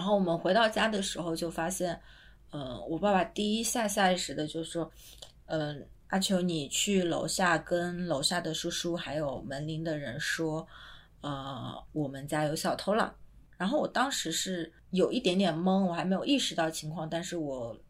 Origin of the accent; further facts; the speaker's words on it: Ruian, Zhejiang, China; now in Hong Kong, China; 小时候我学书法的地方，就是孙轶让的那个藏书楼，清朝延续到现在